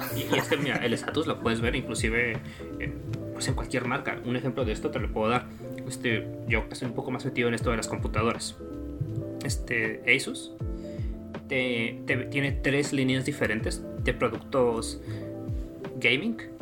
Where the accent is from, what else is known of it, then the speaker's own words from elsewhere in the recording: Mexico; para los que somos, pues, cuates de la República